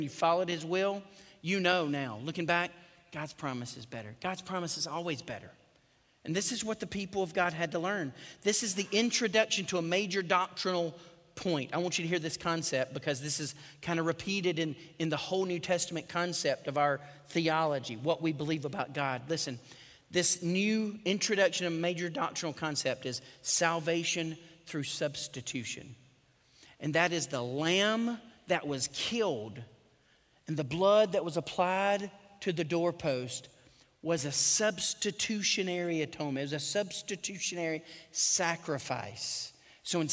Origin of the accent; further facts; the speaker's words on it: Dothan, Alabama, United States; I was born in Dothan, Alabama, 1973, I was born a sinner